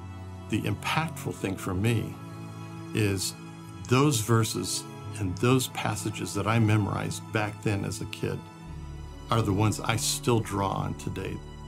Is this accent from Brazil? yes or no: yes; Brazil; I grew up in Brazil, where my parents were missionaries, and it was a wonderful experience.